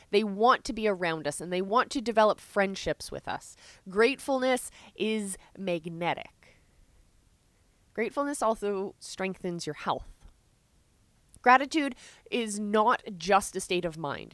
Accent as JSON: {"language": "English", "country": "Canada", "said": "I'm Canadian"}